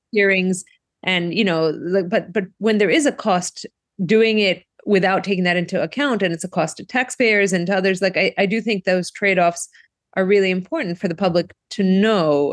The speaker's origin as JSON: {"language": "English", "country": "Greece", "moved": "yes", "lives_now": "Brookline, United States", "said": "my home country of Greece"}